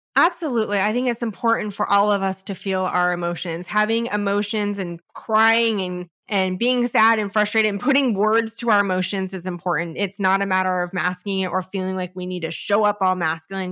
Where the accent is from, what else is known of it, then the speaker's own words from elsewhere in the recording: California, United States; I come from California